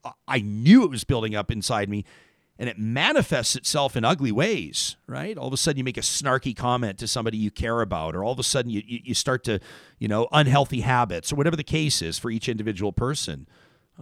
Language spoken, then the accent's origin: English; Calgary, Alberta, Canada; now in Edmonton, Canada; I grew up in Calgary. I could see the mountains every single day when I woke up, moved to Edmonton.